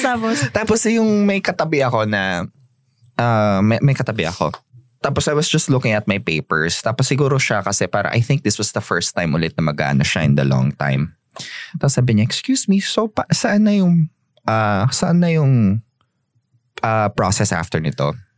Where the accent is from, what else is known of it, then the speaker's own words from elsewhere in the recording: Tabaco, Bicol Region, Philippines; Ah, tabako ako